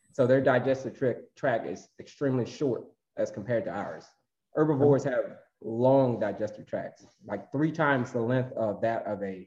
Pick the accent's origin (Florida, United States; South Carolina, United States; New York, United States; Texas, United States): Florida, United States; I grew up in Florida, so I had to know how to swim